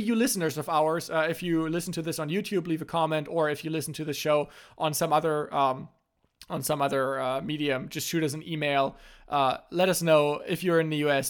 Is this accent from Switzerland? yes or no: no; Germany; first language German; English is a second language; also born or lived in North Carolina; my native language in German